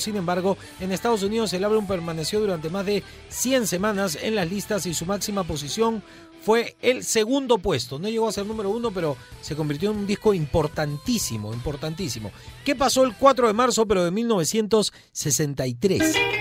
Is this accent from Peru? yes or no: yes; Peru; como peruanos